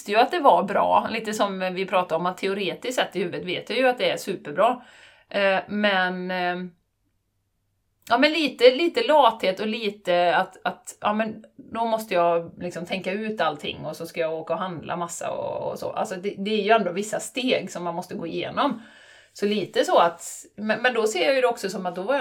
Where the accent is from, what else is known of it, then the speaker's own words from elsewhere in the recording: Borås, Västra Götaland, Sweden; accent: Boråsiska; Är Boråsiska. Är boråsiska.